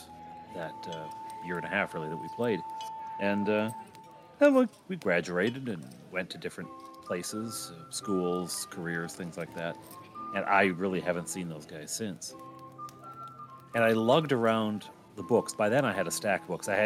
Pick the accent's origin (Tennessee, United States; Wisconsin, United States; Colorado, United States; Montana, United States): Wisconsin, United States; Janesville; my hometown, Janesville, Wisconsin